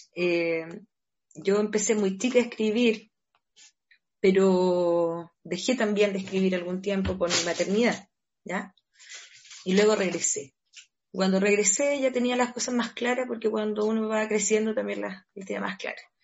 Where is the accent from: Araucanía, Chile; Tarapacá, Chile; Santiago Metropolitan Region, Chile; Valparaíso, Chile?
Valparaíso, Chile; San Antonio; Yo crecí en, San Antonio, me crié en San Antonio, nací allá, me crié en Cerro Alegre